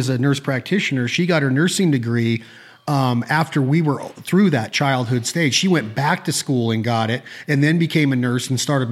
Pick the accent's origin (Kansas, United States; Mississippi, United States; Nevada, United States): Nevada, United States; Northern; I was growing up up here in the 80s